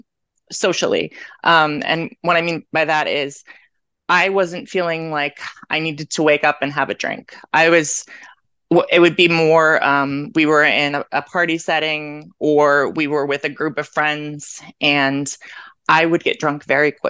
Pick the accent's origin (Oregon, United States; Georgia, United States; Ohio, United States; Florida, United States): Ohio, United States; Canton; moved away as an adult; now in Medford, United States; I am originally from Canton, Ohio, but I now live in Medford, Massachusetts